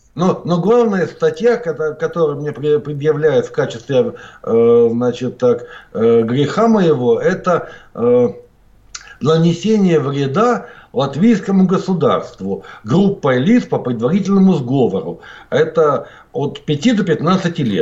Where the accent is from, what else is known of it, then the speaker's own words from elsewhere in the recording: Norilsk, Krasnoyarsk Krai, Russia; now in Latvia; родился я в городе Норильске.